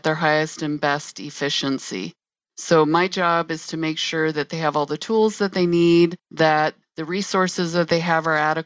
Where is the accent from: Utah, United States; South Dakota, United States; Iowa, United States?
South Dakota, United States; moved away; also born or lived in Illinois; I am originally from South Dakota and I came to the state of Illinois.